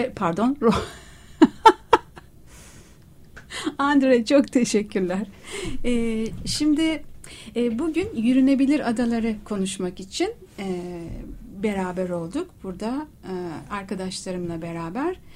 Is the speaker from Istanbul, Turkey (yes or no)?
yes; Princes' Islands, Istanbul, Turkey; İşte ben doğma büyüme adalıyım